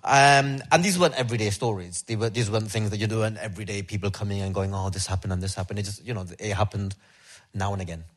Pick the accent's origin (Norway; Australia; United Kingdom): United Kingdom; me as a British Pakistani Pakistani lad